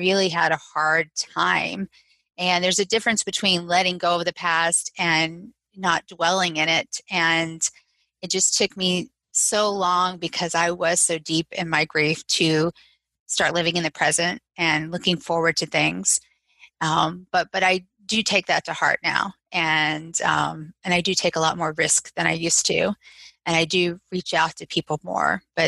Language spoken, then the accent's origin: English; Southeast, United States; I grew up all over the Southeast. I was an Air Force brat.